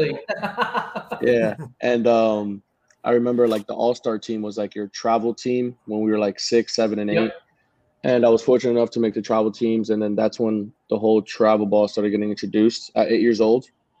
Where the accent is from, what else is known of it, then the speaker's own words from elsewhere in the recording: Miami, Florida, United States; I grew up here in Miami, big Canes fan.